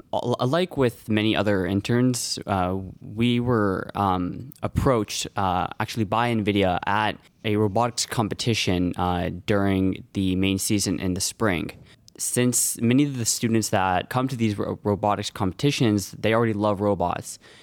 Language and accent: English; Los Altos, California, United States; I'm from Los Altos